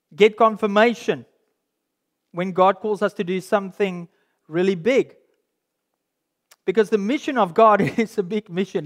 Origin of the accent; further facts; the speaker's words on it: South Africa; being a South African, I grew up in uh, in a school and in a cultural context where rugby was everything